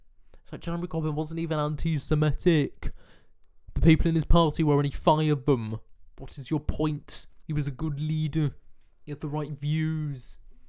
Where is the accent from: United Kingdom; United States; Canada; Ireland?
United Kingdom; England; I was born in England